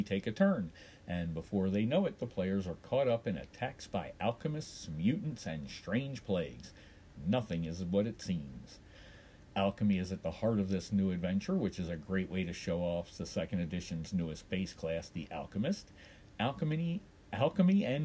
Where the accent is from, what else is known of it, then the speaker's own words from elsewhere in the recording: Baltimore, Maryland, United States; there are no reports coming in from my hometown because apparently Baltimore has gone dark